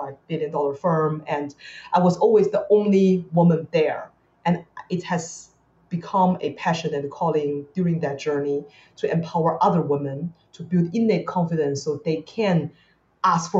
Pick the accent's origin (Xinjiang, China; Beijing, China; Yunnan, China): Beijing, China; now in Singapore; I grew up in China